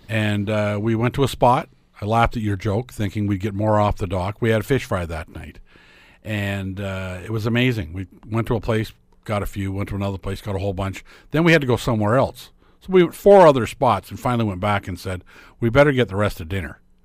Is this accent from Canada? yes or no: yes; Lindsay?, Ontario, Canada; moved away; small town, Ontario, it was so great. I mean, I grew up in Linden